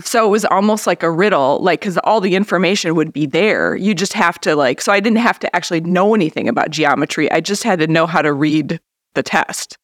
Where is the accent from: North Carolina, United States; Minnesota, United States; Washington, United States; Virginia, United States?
Minnesota, United States; Grand Marais; I was about seven at the time, so I feel like I grew up in Grand Marais.